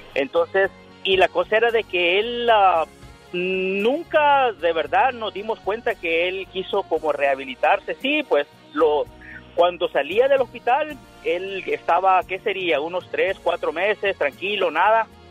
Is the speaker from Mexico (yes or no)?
no; El Salvador; moved away; yo estaba allá, somos de El Salvador